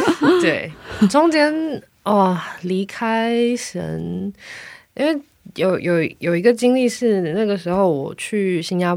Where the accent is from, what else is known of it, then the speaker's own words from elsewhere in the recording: Taiwan; 好的，呃，我是来自于台湾，那我呃跟婉玲之前是 啊、朋友介绍认识的朋友这样，然后我们后来再发现对方都对艺术很有热情，所以对我们就有很多连接。